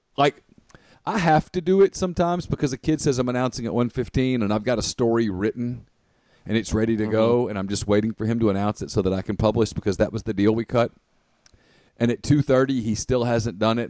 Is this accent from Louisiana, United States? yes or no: yes; Ruston, Louisiana, United States; growing up in Ruston